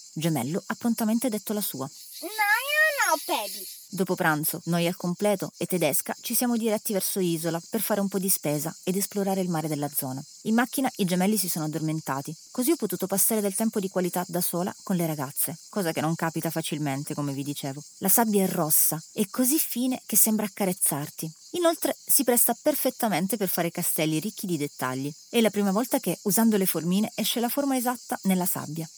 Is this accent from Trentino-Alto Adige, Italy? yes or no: no; Calabria, Italy; Siamo calabresi